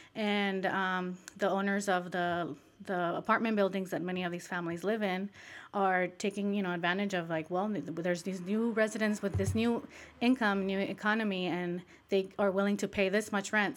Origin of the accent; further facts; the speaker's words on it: Michoacán, Mexico; moved away; Michoacan, which is a southern state in, in Mexico, which I also am from, Michoacan